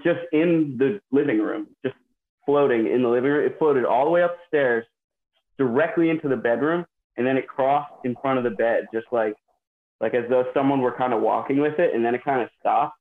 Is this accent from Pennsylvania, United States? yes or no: yes; Doylestown, Pennsylvania, United States; I'm from Doylestown, Pennsylvania.